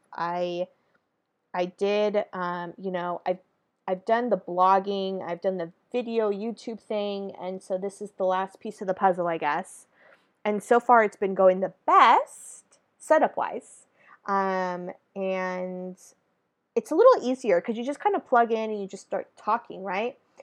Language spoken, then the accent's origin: English; Northern California, United States; now in Southern California, United States; I'm born and raised in California, California girl through and through. And I reside now in Southern California, originally from Northern California